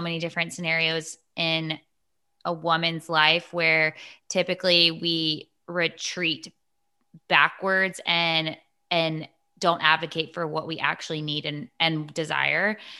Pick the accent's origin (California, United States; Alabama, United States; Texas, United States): Texas, United States; I'm from Texas